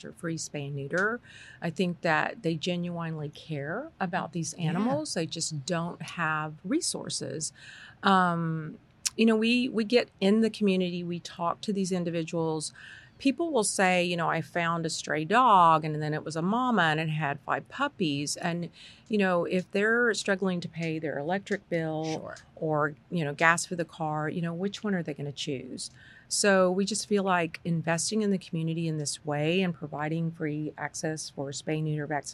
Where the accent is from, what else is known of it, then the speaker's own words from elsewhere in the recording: Houston, Texas, United States; So I'm a native Houstonian. I was born and raised in the East End.